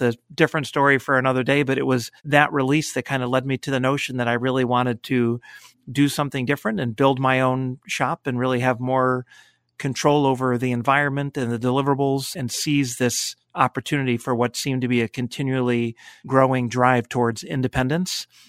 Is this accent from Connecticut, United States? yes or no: yes; Connecticut, United States; moved away as an adult; also born or lived in Cleveland, Ohio; having grown up in Connecticut, it was close to home